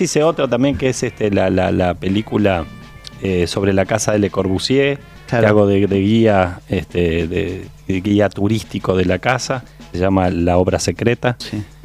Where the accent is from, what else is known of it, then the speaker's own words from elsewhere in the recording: Uruguay; soy un actor uruguayo